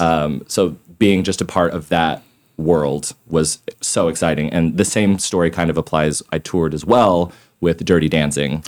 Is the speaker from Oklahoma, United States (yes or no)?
yes; Tulsa, Oklahoma, United States; moved away as an adult; also born or lived in New York City; I'm born and raised in Tulsa